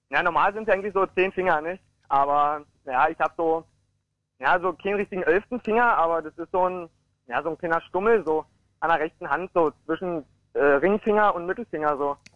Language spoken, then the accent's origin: German; Guben, Brandenburg, Germany; also wie schon gesagt, ich komme aus Guben